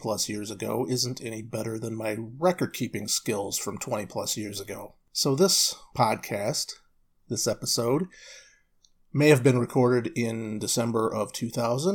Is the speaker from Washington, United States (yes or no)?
no; Kalamazoo, Michigan, United States; I was born and raised in Kalamazoo, Michigan